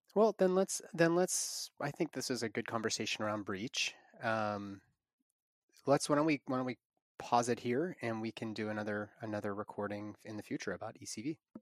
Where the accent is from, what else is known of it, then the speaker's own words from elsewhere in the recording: near Pittsburgh, Western Pennsylvania, United States; Western Pennsylvania in my hometown near Pittsburgh